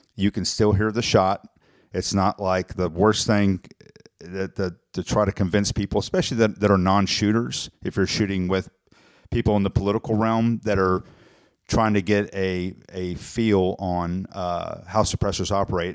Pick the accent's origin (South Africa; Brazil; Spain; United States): United States; South Texas; growing up in South Texas